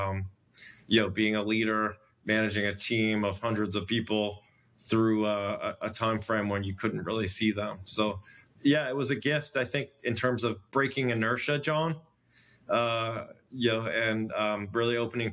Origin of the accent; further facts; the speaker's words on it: United States; I'm an American